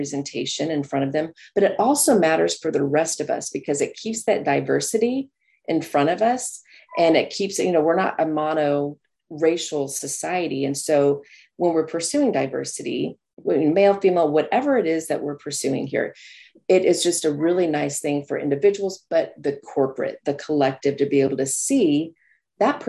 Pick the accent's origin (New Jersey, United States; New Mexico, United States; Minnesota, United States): New Mexico, United States; I grew up in New Mexico